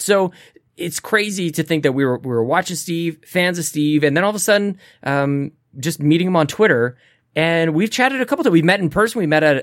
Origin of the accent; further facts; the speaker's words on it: Canada; as a Canadian